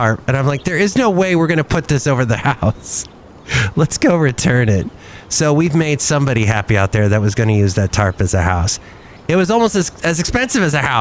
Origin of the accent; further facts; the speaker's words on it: United States; being an American